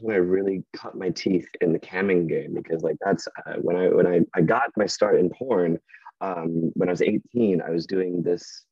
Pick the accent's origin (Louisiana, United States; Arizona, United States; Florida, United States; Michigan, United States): Michigan, United States; Wyoming; also born or lived in Grand Rapids, Michigan; I was born in Grand Rapids, lived in Wyoming for the first twelve years of my okay. life